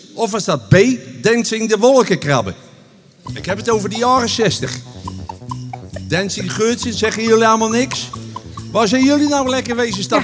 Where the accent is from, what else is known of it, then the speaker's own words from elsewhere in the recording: Utrecht, Netherlands; accent: plat Utrechts; mijn moeder die sprak plaat Utrecht